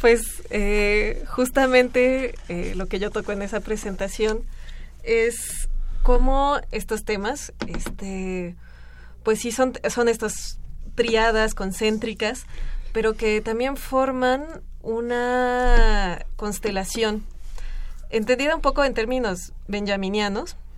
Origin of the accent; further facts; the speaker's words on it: Mexico; nosotros como mexicanos